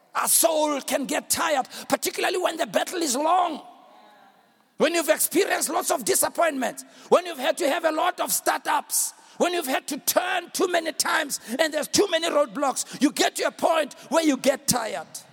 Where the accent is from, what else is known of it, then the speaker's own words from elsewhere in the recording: South Africa; I'm a South African